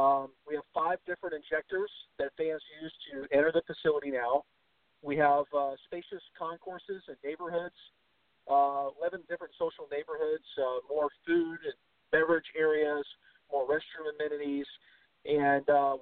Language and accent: English; Daytona Beach, Florida, United States; I was born and raised here in Daytona Beach. I've lived here all my life. I lived about 10-15 minutes from the track.